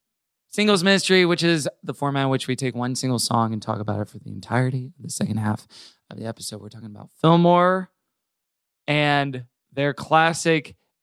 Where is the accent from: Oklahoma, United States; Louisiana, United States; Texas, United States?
Oklahoma, United States; Tulsa; Tulsa, Oklahoma, which is where I'm from.